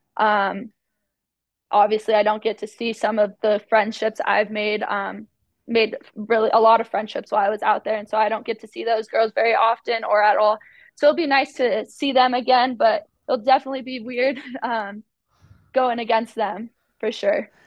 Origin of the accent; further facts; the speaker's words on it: Arizona, United States; moved away as an adult; now in Utah, United States; I am from Arizona